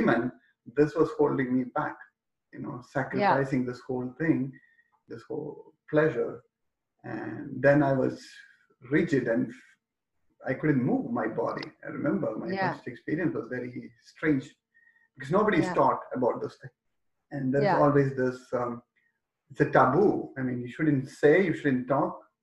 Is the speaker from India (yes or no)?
yes; India; Growing up in India